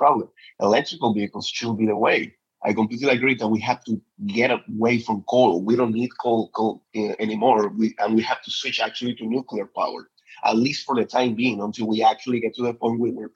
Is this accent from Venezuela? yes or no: yes; Petare, Miranda, Venezuela; moved away as an adult; now in Washington DC, United States; I was born in Petare. Petare is one of the biggest, so you can understand the biggest slums in Latin America. So I was directly benefited from one of those, from many of those missions. My first classes came from one of the Chavez missions.